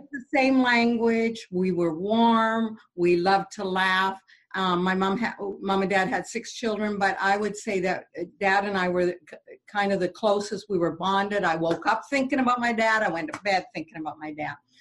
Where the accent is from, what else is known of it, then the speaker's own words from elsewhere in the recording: Canada; I'm French Canadian